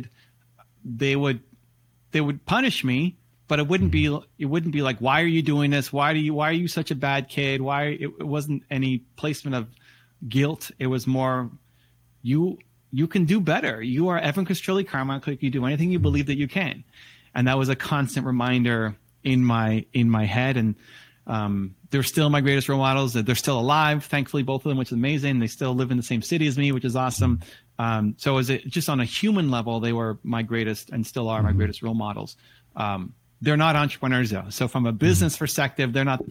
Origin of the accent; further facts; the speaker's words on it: Toronto, Ontario, Canada; Toronto Blue Jays, my hometown team